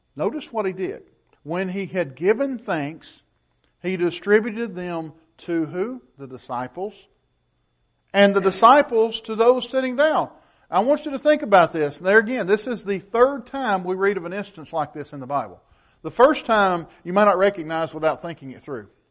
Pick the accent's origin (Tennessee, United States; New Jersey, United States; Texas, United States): Tennessee, United States; Woodbury; my hometown of Woodbury